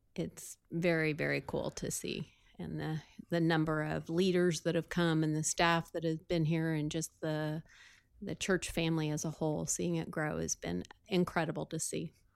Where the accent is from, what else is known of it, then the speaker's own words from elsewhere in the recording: Sullivan, Illinois, United States; I was from Sullivan, Illinois